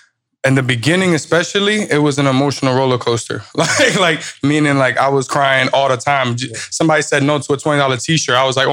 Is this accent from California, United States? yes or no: no; New York, United States; Like I'm a New Yorker. I had to walk around with my face.